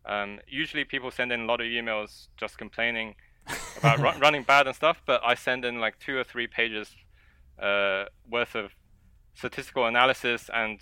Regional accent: China; born there; English is a second language; I was born in China, and I was playing various board games, and I just so happened to enjoy chess the most

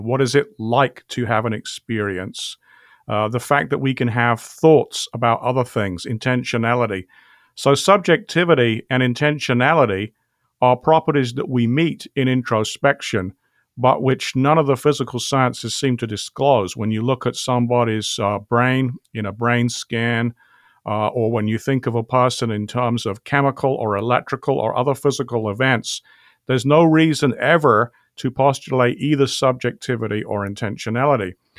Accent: England, United Kingdom; accent: British; I grew up in England

